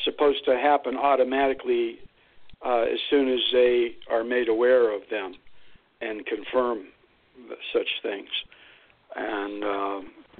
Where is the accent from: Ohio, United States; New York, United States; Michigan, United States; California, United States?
Ohio, United States; Lordstown; moved away; It's actually my hometown. I grew up there.